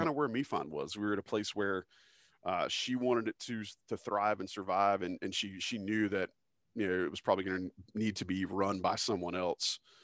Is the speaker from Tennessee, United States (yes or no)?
no; Fayetteville, North Carolina, United States; I came from Fayetteville, North Carolina, which is very much like Southern, um, medium-sized